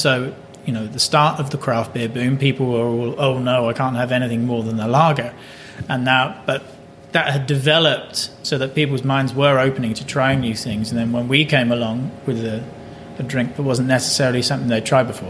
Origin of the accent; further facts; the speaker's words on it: England, United Kingdom; now in Canada; although I'm English